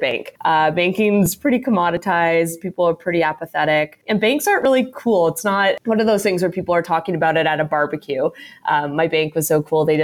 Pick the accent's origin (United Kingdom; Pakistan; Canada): Canada; I'm a born and raised Canadian, but I'm actually dual citizen.